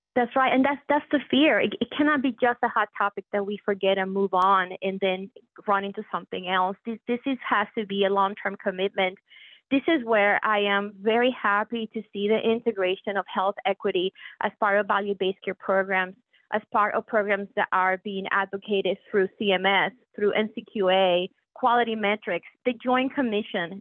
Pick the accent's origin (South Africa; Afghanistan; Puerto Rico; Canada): Puerto Rico; moved away as an adult; now in Pittsburgh, United States; when people ask me where my accent comes from, I proudly share with them that I was born and raised in Puerto Rico.